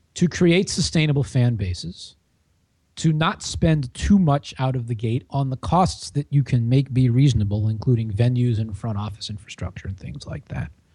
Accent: Washington, United States; I grew up in Washington

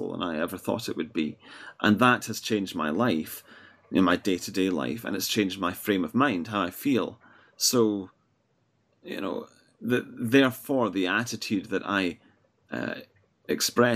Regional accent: Edinburgh, Scotland, United Kingdom; I'm from Scotland, Edinburgh

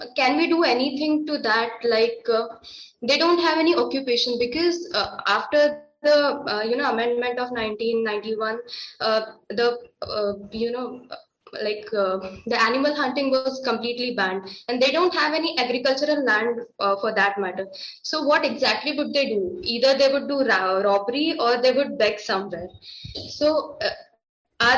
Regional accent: Buldhana, Maharashtra, India; I come from Buldhana, district of Maharashtra

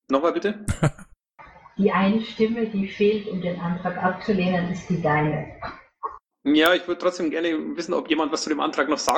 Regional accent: Bavaria, Germany; Höre ich da leise Kritik gegen meine Heimat?

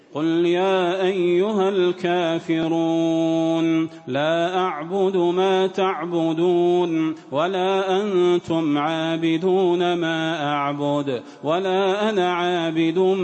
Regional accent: Saudi Arabia; بلادنا المملكة العربية السعودية

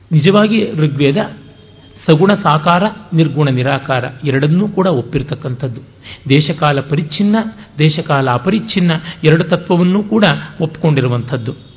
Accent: North Karnataka, India; ನಮ್ಮ ಉತ್ತರ ಕರ್ನಾಟಕದಲ್ಲಿ

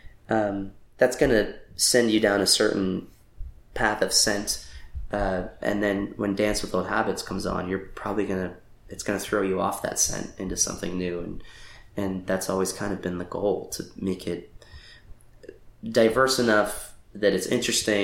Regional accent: Lancaster, Pennsylvania, United States; moved away as an adult; also born or lived in Washington, D.C. / New York; now in Los Angeles, United States; I was born and raised there. I left at 18

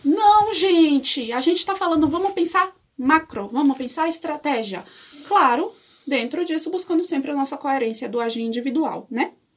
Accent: Salvador, Bahia, Brazil; Eu sou soteropolitana. Para quem não sabe o que isso significa, é pessoa que nasceu em Salvador, Bahia

